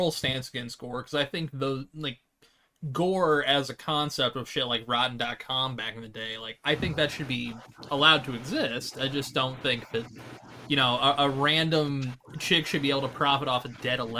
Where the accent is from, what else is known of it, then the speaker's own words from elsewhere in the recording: United States; I'm dumb and American